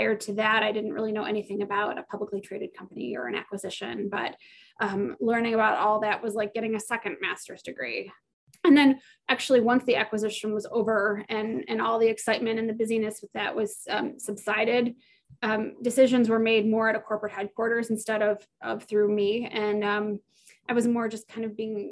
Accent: Michigan, United States; moved away as an adult; also born or lived in Northeast Ohio; I'm from Michigan originally and came to Northeast Ohio to go to John Carroll

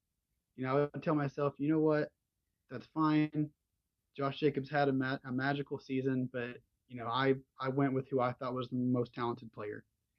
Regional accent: Norman, Oklahoma, United States; I said I was from Norman, Oklahoma.

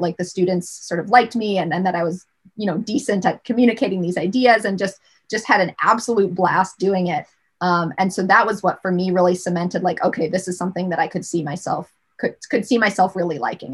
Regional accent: Rochester, New York, United States; I grew up in Rochester, New York

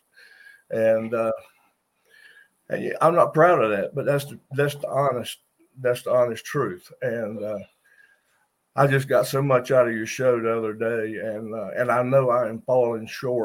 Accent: Washington, North Carolina, United States; I'm from Washington, North Carolina.

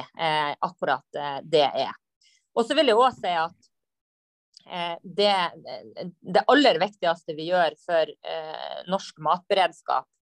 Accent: Lavangen, Troms, Norway; jeg er jo fra Saugård i eh, Nord-Norge, Lavangen

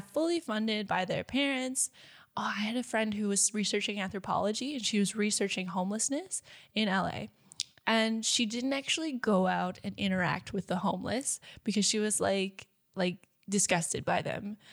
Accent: United States; moved away as an adult; I'm American

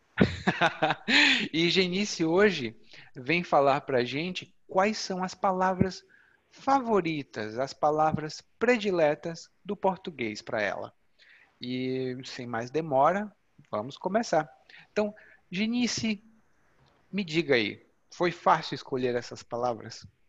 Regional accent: Ceará, Brazil; moved away; lá no Ceará, de onde eu venho

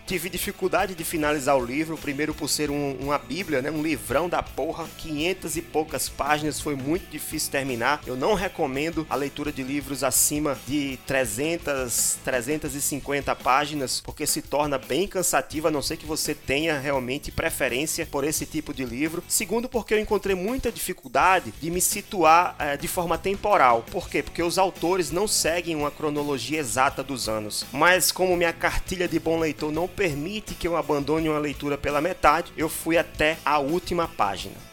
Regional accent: Natal, Rio Grande do Norte, Brazil; eu também sou aqui de Natal, moro, nasci e moro em Natal.

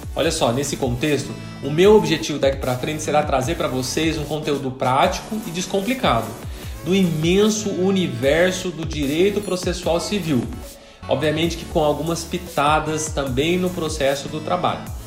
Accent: São José dos Campos, São Paulo, Brazil; em São José dos Campos, interior de São Paulo. Inclusive, é a cidade onde nasci. Cresci, estudei

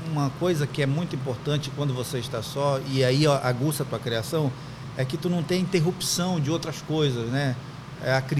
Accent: Terra Santa, Pará, Brazil; also born or lived in Santarém; Eu sou de, eu nasci em Santarém, mas me criei em Terra Santa. Eu me considero de fato de Terra Santa. É o interior

